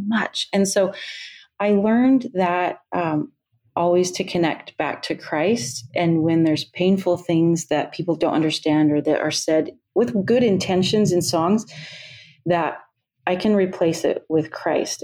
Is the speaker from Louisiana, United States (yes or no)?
no; Utah, United States; moved away as an adult; also born or lived in Iowa / Pennsylvania / Texas; now in Alaska, United States; I grew up in Utah